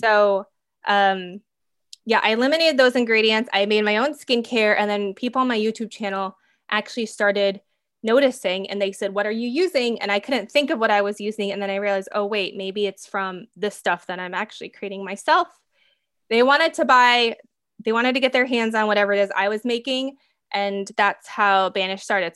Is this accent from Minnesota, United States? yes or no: yes; Minnesota, United States; I grew up in Minnesota.